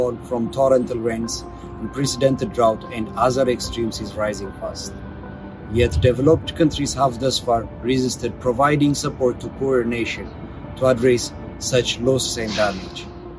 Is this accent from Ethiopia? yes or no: yes; Ethiopia; my home country of Ethiopia